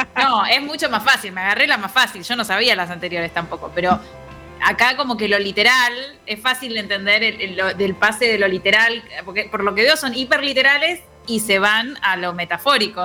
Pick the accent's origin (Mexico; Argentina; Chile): Argentina; Buenos Aires; un prejuicio medio porteño